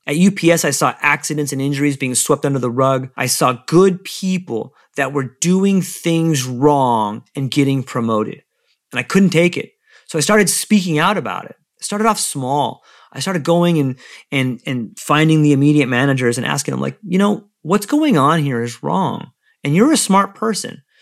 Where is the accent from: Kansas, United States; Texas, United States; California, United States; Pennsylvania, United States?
California, United States; San Diego; moved away as an adult; also born or lived in Hawaii; I come from, I was born in San Diego